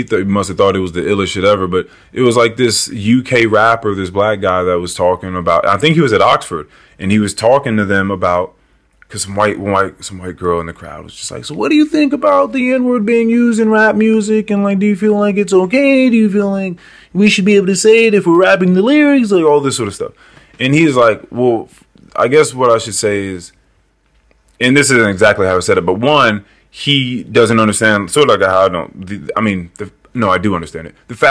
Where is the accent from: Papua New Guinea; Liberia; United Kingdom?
Liberia; Because I'm African, I'm from Liberia, I'm not that.